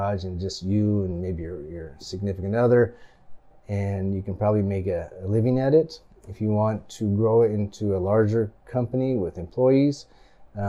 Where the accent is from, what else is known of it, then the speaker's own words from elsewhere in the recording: Grants Pass, Oregon, United States; also born or lived in Japan / Salem, Oregon; I like Grants Pass. It's my hometown